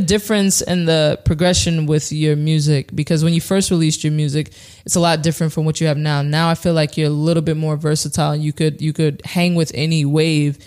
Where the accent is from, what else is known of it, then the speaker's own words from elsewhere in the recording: New Rochelle, New York, United States; I'm from New Rochelle